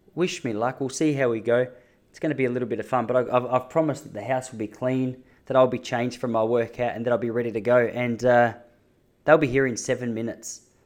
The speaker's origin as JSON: {"language": "English", "town": "Melbourne", "region": "Victoria", "country": "Australia", "said": "I'm from Melbourne"}